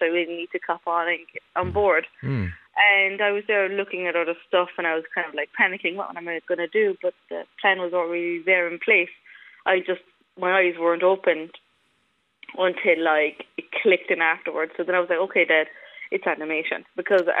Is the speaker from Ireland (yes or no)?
yes; Cork, Munster, Ireland; also born or lived in Romania; I'll always be Cork